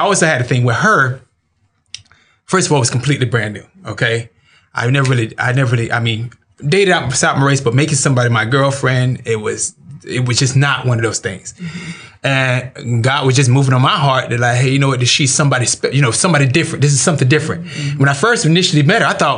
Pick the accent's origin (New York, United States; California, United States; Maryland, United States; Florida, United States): Florida, United States; I'm from Florida